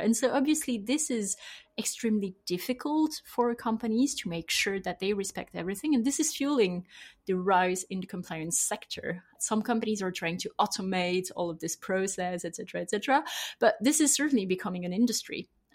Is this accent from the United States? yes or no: no; France; accent: French; English is a second language; I'm, I'm French, as I will have heard from my accent